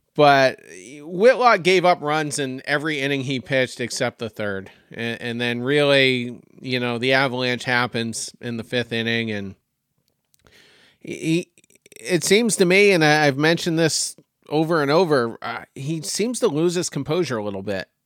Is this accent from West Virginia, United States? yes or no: no; Windham, Maine, United States; now in Myrtle Beach, United States; Still up in my home state of Maine